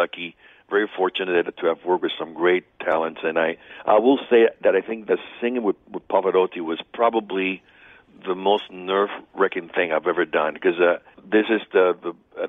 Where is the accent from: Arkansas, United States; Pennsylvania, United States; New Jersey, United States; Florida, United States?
Florida, United States; Hialeah; I grew up in South Florida. This community means so much to me. So I'm a product of everything that deals with being raised in Hialeah, Florida, as a Cuban American.